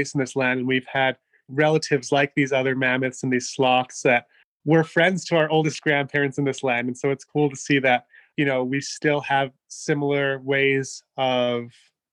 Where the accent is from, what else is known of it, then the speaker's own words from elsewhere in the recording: Las Cruces, New Mexico, United States; living just a 45-minute drive from where these prints are down in my hometown of Las Cruces